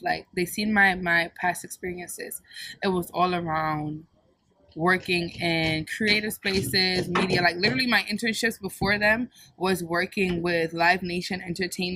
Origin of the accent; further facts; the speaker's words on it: Jamaica; moved away; I'm fully Jamaican. Like, born in Jamaica, Jamaican